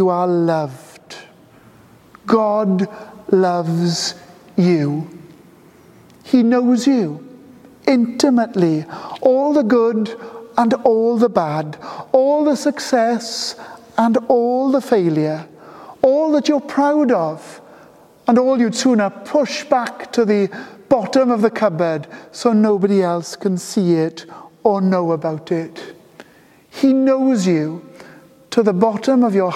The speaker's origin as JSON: {"language": "English", "area": "Pontefract", "region": "Yorkshire and the Humber", "country": "United Kingdom", "tie": "born or raised there", "said": "I was brought up in Ponte de Leis, and one of our Christmas traditions as a kid was going to Ponte de Leis Garden Centre"}